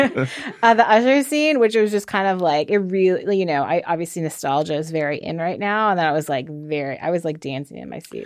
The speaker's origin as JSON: {"language": "English", "region": "Virginia", "country": "United States", "tie": "born or raised there", "also_born_or_lived": "New York", "moved": "as an adult", "lives_now": "Los Angeles, United States", "said": "I grew up in Virginia, just out, outside of Washington, D C"}